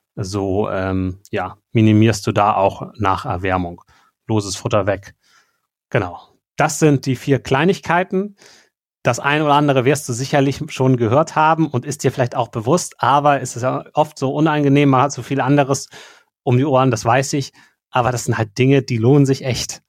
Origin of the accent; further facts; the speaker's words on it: Schleswig-Holstein, Germany; bei uns in Schleswig-Holstein